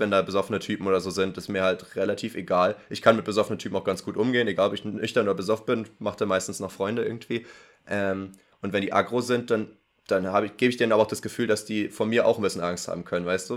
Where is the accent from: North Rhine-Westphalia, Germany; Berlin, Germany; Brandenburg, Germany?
Brandenburg, Germany; Potsdam; bei uns in Potsdam